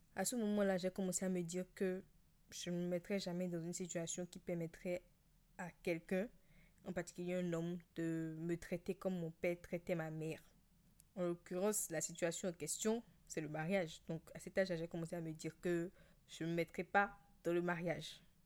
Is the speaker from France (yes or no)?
no; Benin; Je suis béninoise, j'ai grandi avec tes parents, tous les deux béninois et chrétiens